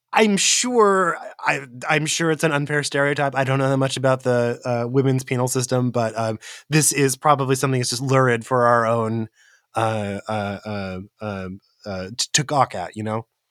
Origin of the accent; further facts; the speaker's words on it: Central California, United States; I grew up in Central California, and there was a gang presence in my hometown